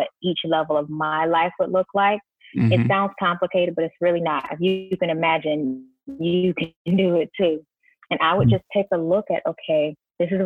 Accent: Sarasota, Florida, United States; I grew up in Sarasota, Florida

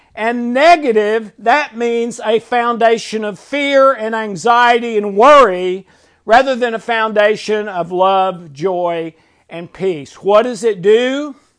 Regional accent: Tennessee, United States; I've never lived anywhere but Tennessee

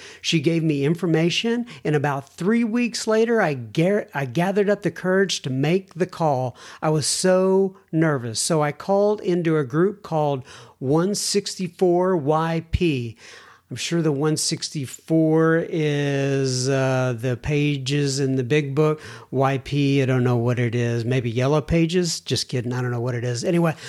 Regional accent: United States; moved away as an adult; now in Italy; I am an American living in Italy. Been here for 26 years.

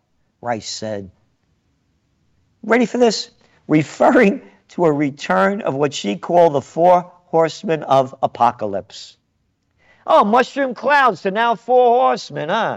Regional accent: New York City, New York, United States; moved away; born in the Bronx. And my first several years of life there

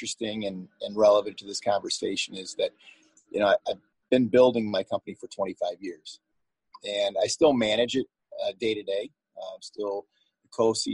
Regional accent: Detroit, Michigan, United States; my home community, my hometown

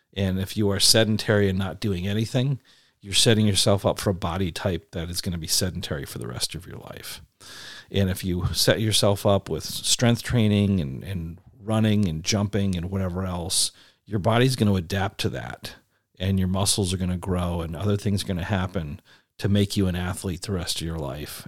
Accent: East Coast, United States; moved away; I grew up on the East Coast

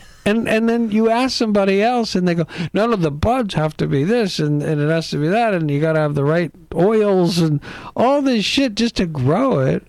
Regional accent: East Coast, United States; also born or lived in Midwest; grew up back east on the East Coast.

